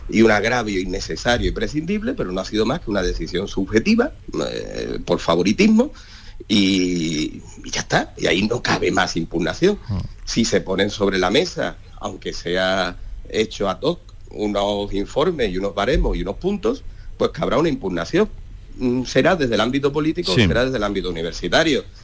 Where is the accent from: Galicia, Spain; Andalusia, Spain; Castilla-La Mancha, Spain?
Andalusia, Spain; Granada; Y como dirigente andaluz